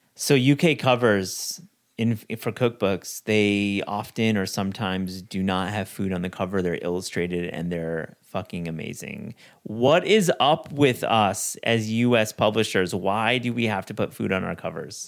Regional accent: West Michigan, United States; Growing up in West Michigan

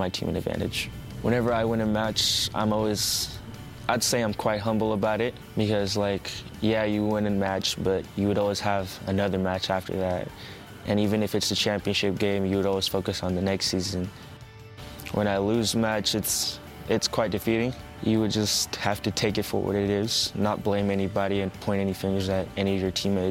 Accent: Sacramento, California, United States; I was born in Sacramento, California, United States

